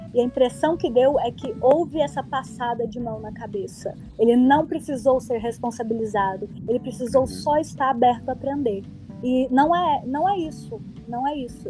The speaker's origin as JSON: {"language": "Portuguese", "town": "Uberlândia", "region": "Minas Gerais", "country": "Brazil", "moved": "yes", "lives_now": "Belo Horizonte, Brazil", "said": "eu sou de lá, não moro lá, moro em BH, mas eu sou de lá"}